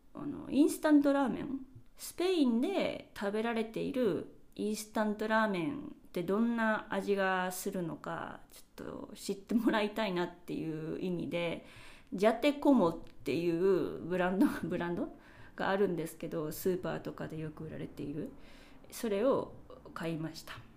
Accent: Japan; now in Spain; うちの実家のキッチンガスコンロなので

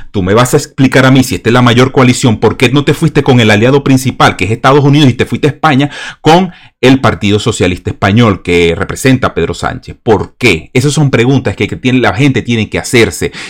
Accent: Venezuela; Yo soy venezolano, yo no soy boliviano. Y yo, como venezolano

